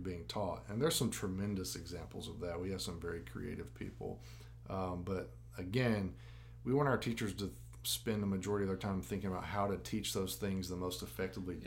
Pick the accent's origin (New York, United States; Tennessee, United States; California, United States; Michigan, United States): Tennessee, United States; Jackson; I grew up in the system, attended schools in Jackson all the way up